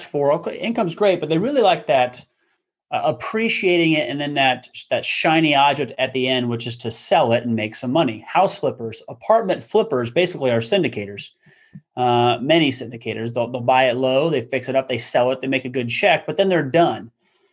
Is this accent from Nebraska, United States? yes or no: yes; Omaha, Nebraska, United States; also born or lived in Sioux Falls, South Dakota; I was born and raised in the Omaha, Nebraska area, went to school here